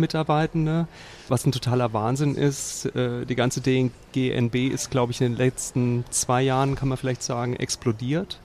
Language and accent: German; Central Hesse, Germany; Wir sind beide Mittelhessen